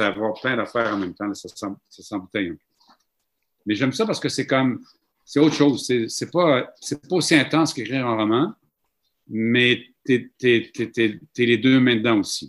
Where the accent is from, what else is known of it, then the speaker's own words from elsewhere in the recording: Mashteuiatsh, Quebec, Canada; also born or lived in Saskatchewan; chez nous, à Machouillache, dans ma famille